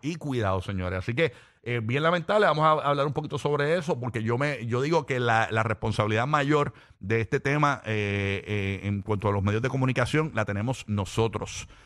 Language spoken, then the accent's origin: Spanish; Puerto Rico; como boricua